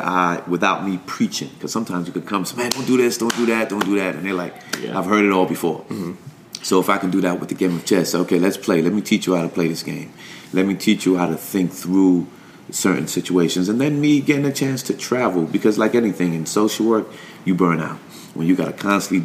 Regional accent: New York, United States; Growing up in New York

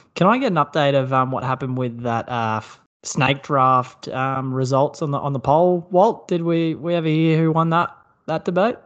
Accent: Brisbane, Queensland, Australia; my hometown of Brisbane

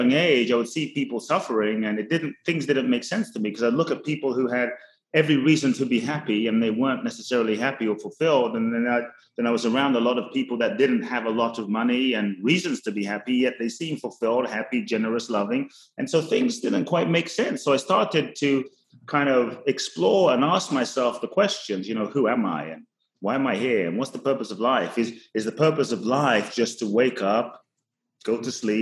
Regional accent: London, United Kingdom; born or raised there; also born or lived in Ghana / Los Angeles, United States / Phoenix, United States; now in Miami, United States

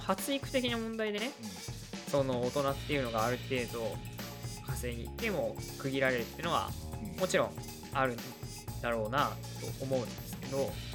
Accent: Kanagawa, Japan; 僕らは神奈川県出身

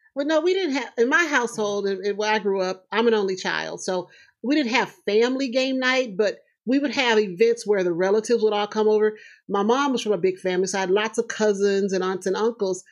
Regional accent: Houston, Texas, United States; moved away as an adult; also born or lived in Seattle; now in Omaha, United States

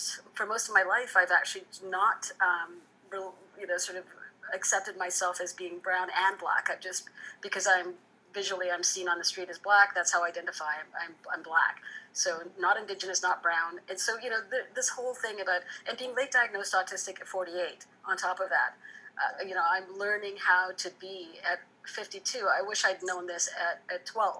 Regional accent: Fiji; I was born in Fiji

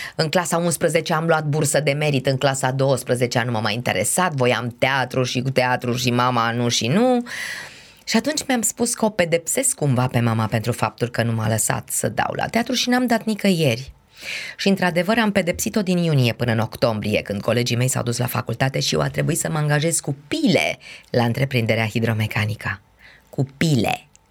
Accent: Brașov, Brașov County, Romania; moved away as an adult; sunt brașoveancă, după cum bine știi, și am locuit destul de aproape de o cale ferată.

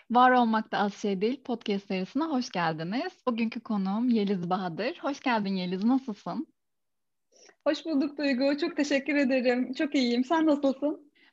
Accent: Ordu, Turkey; Herkese merhabalar öncelikle. Orduluyum, Boğaziçi Üniversitesi mezunuyum.

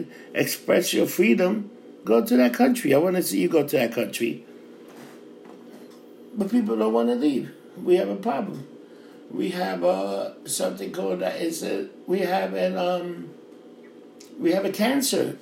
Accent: New York City, New York, United States; I grew up in Times Square, it was hooker, pimps

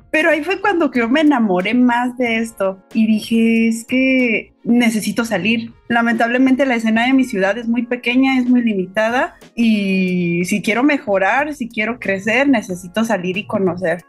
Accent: Pachuca, Hidalgo, Mexico; now in Mexico City, Mexico; yo soy originaria de Pachuca Hidalgo

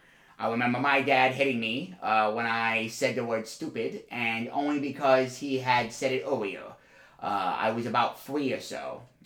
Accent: San Juan, Puerto Rico; I grew up in San Juan, as did my mom and her parents.

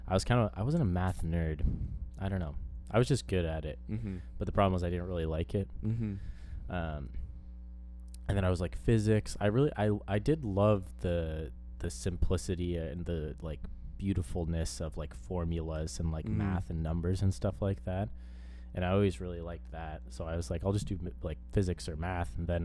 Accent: Vermont, United States; moved away; from Vermont, grew up rural area, same town as Elliot.

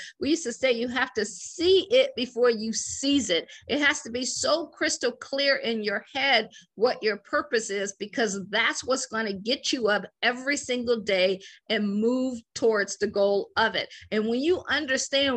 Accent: Akron, Ohio, United States; moved away as an adult; also born or lived in Washington, D.C. / Baltimore / Boston; I'm from Akron, Ohio. I always joke and say I grew up shy, sheltered, in church basically 6 days a week

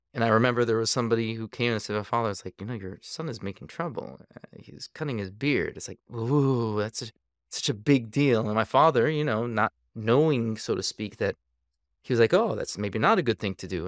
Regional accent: Saint Paul, Minnesota, United States; also born or lived in New York / California / South Africa / Israel; now in Pennsylvania, United States; I grew up in Minnesota, Saint Paul, Minnesota

